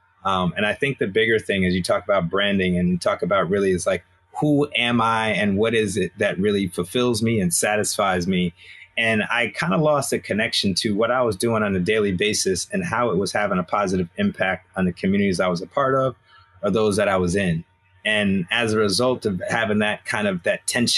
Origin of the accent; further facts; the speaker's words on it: Albany, New York, United States; moved away; also born or lived in Hampton, Virginia / Rochester, New York; I'm originally from Albany, New York, so upstate New York